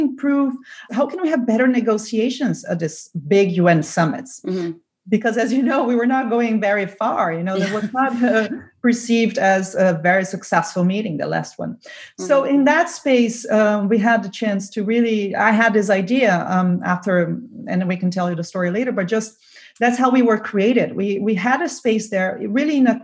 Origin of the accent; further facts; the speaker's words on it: Brazil; now in Germany; I'm from Brazil.